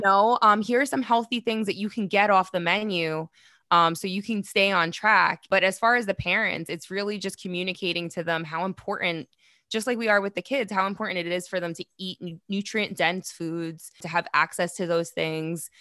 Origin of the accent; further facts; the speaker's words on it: New York City, New York, United States; I'm from Queens